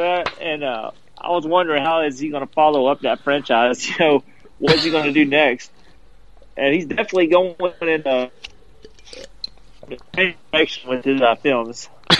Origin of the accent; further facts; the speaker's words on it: the South, United States; growing up in the South, I remember being 9 years old going to see … in Tupelo.